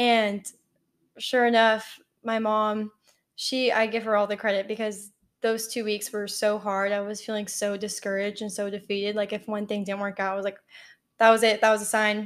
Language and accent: English; College Station, Texas, United States; moved away as an adult; now in Tallahassee, United States; I lived at home all four years of college 'cause I'm from College Station, and A and M was ten minutes